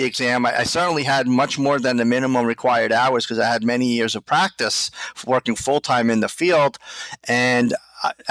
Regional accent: Islip, New York, United States; also born or lived in Flushing, Queens, New York; I'm from Islip myself

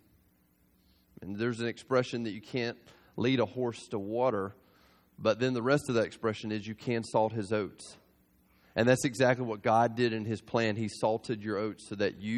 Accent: South Georgia, United States; I grew up in South Georgia

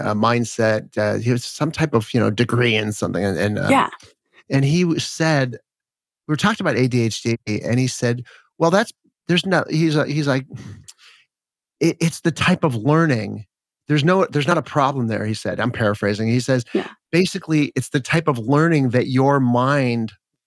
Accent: Los Angeles, California, United States; I grew up in Los Angeles

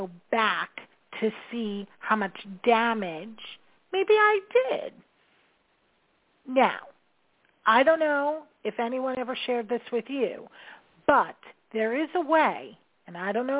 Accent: New York, United States; I'm a New Yorker.

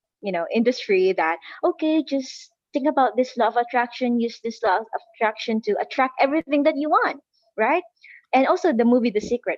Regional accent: Philippines; I am from the Philippines

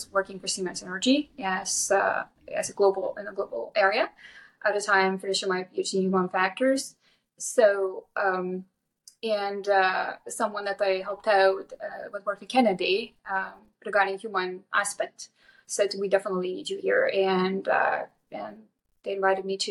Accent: Lithuania; moved away as an adult; now in United States; I grew up in Lithuania. So I got here when I was 19 on my own.

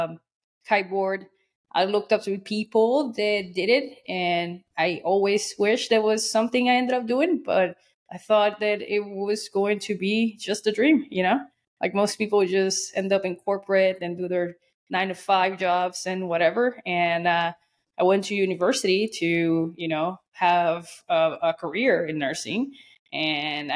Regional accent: Puerto Rico; I am an island girl. I was born and raised in Puerto Rico.

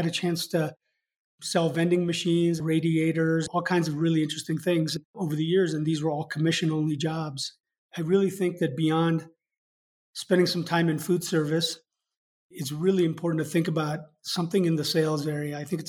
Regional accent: Hong Kong; also born or lived in Japan / London, United Kingdom / India; now in United States; So I grew up in Hong Kong, Japan, was born in London, spent time in India before moving to the US.

